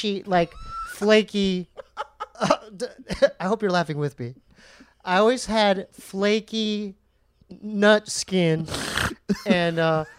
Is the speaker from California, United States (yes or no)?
yes; San Diego, California, United States; born or raised there